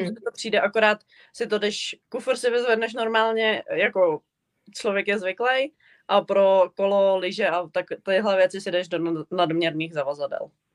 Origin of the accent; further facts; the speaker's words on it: Czechia; moved away as an adult; now in Canada; já jako z Česka